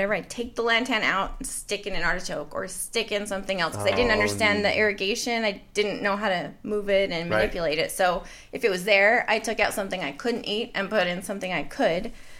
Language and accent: English; Idaho, United States; moved away as an adult; also born or lived in Missouri / Seattle; now in Phoenix, United States; I grew up in Idaho with horses and a yard. And we did have chickens for a while, but I was in 4-H, loved gardening, and went to college in Missouri, then lived in Seattle